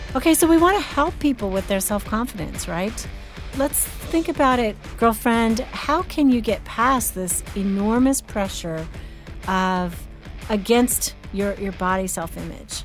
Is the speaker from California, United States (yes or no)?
yes; California, United States; moved away; growing up in California